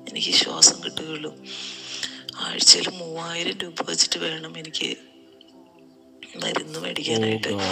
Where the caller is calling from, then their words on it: Kerala, India; എന്ന് ഞാൻ തൃശ്ശൂർ ജില്ലയിൽ നിന്നാണ് വിളിക്കുന്നത്